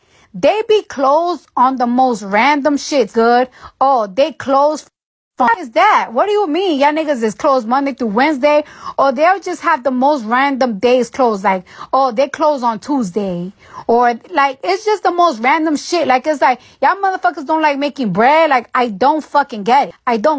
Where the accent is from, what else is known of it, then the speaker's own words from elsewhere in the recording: New York, United States; I'm from New York